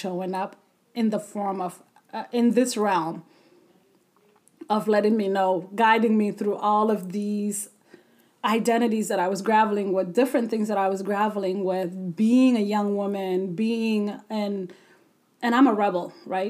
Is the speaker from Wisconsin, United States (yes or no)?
no; South Dakota, United States; also born or lived in Ethiopia / Sudan; I grew up in South Dakota